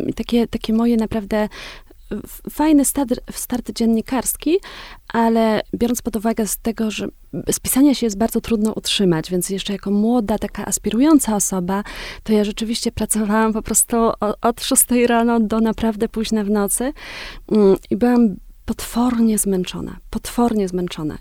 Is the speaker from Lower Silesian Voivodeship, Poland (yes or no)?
no; Wieliczka, Lesser Poland, Poland; moved away as an adult; also born or lived in Los Angeles, United States / Kenya; pochodzę z takiego dosyć małego miasta, mm, z Wiliczki